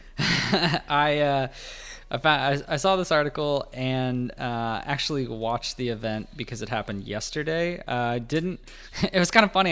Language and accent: English; United States; as an American